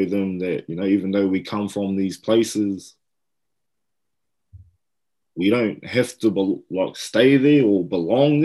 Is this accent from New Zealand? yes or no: yes; Hastings, Hawke's Bay, New Zealand; Hawke's Bay, I've lived there all my life in Hastings. I was born here. I've never lived anywhere outside of Hawke's Bay